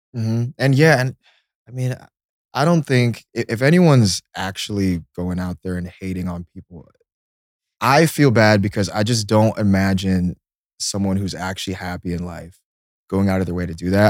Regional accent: Seattle, Washington, United States; moved away; also born or lived in Illinois; I was born in Seattle.

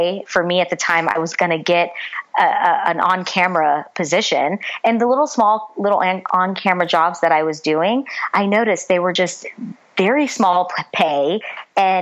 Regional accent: Texas, United States; moved away as an adult; also born or lived in Nashville, Tennessee; now in Los Angeles, United States; when I moved from Texas

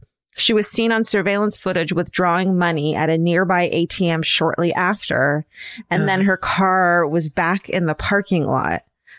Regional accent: Boca Raton, Florida, United States; I grew up in Boca Raton, Florida, which is best known for being where your Jewish friends' grandparents live.

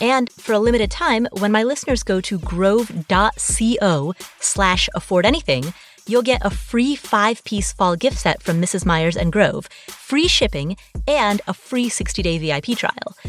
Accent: Kathmandu, Bagmati, Nepal; also born or lived in Atlanta, United States; now in Las Vegas, United States; So I'm Nepalese. I was born in Kathmandu.

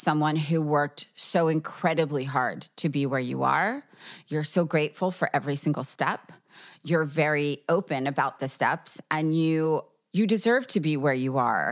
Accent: New York, United States; I'm a New Yorker at heart for life

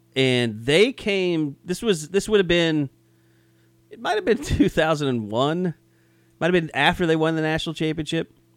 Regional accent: Southwest Oklahoma, United States; I grew up in Southwest Oklahoma

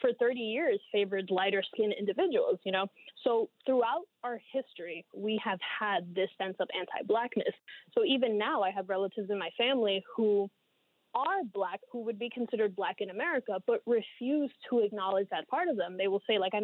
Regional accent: New York City, New York, United States; also born or lived in Dominican Republic; I was born in the Dominican Republic, and I've been living in New York City most of my life.

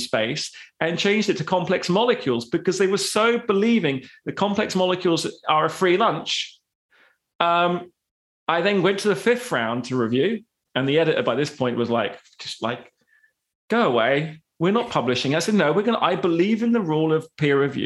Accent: United Kingdom; I'm British

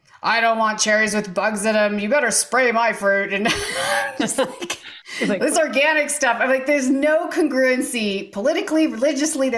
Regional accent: Eastern Washington State, United States; moved away as an adult; also born or lived in Seattle area, Washington / Tennessee; I grew up way out in the middle of nowhere, literally in the wilds of Eastern Washington State, which is literally nowhere

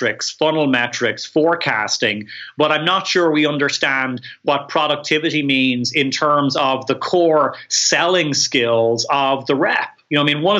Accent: Ireland; I'm Irish

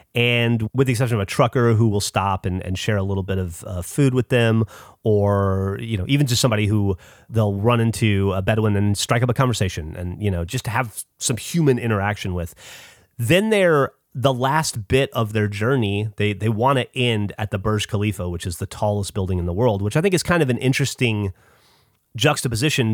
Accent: United States; I'm American

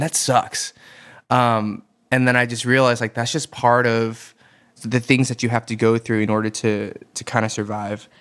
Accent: Atlanta, Georgia, United States; moved away as an adult; also born or lived in Boston; now in South Korea; I am from Atlanta, Georgia. I was born and raised there in the burbs of Atlanta.

